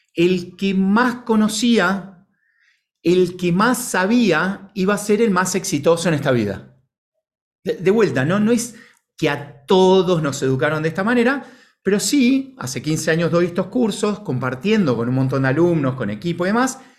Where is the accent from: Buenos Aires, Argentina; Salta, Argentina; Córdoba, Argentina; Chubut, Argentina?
Buenos Aires, Argentina; sea eh, Buenos Aires en el caso mío